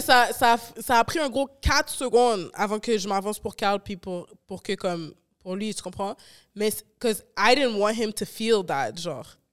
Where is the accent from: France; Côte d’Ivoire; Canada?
Canada; Rivière, Quebec; je viens de rivière.